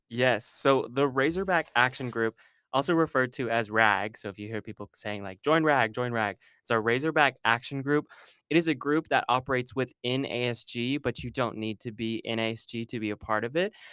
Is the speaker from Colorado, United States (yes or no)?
no; Argyle, Texas, United States; moved away as an adult; now in Arkansas, United States; I am from Argyle, Texas, which is a little hour north of Dallas